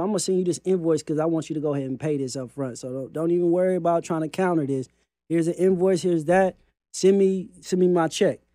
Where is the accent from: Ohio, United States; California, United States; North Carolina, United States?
California, United States; I'm from California